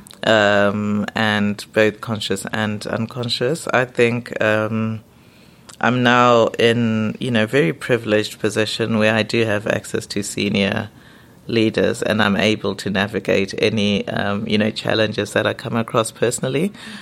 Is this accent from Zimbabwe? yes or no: yes; Zimbabwe; also born or lived in England; now in United Kingdom; You know, I'm from Zimbabwe, so it's a British colony, so a lot of things are familiar. Mm-hmm. But then also, you know, living here, I did grow up in England, but went back to Zimbabwe.